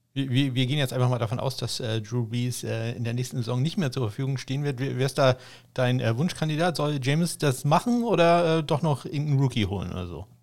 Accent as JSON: {"language": "German", "region": "Schleswig-Holstein", "country": "Germany", "said": "für mich als Schleswig-Holsteiner"}